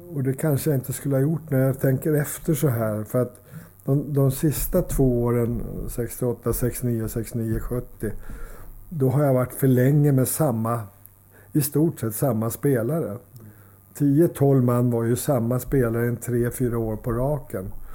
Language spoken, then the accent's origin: Swedish; Solna, Stockholm County, Sweden; Jag är uppvuxen i Solna